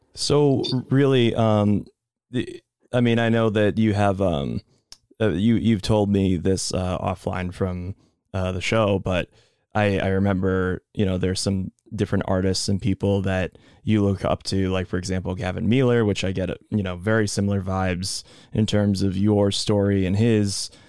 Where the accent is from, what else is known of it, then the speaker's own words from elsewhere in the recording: Boston, Massachusetts, United States; we're both from Boston